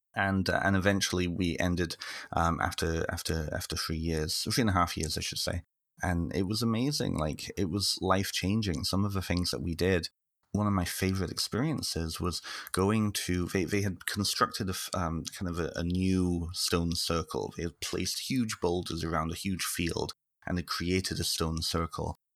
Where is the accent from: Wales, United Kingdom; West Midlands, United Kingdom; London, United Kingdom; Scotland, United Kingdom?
Wales, United Kingdom; North; now in Ontario, Canada; I'm originally from the United Kingdom, so I grew up in, well, I partly grew up in North Wales